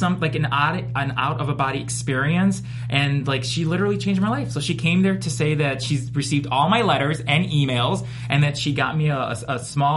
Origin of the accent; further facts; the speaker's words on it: Chicago, Illinois, United States; I'm from Chicago.